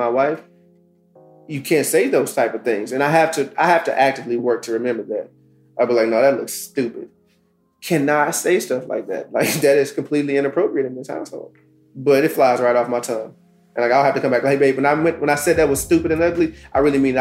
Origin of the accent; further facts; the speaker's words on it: Dallas, Texas, United States; I'm from South Oak Cliff